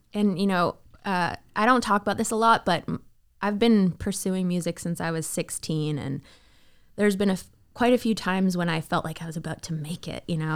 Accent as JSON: {"language": "English", "town": "Toronto", "region": "Ontario", "country": "Canada", "tie": "born or raised there", "also_born_or_lived": "Miami", "moved": "as an adult", "lives_now": "Nashville, United States", "said": "I am a Canadian raised girl"}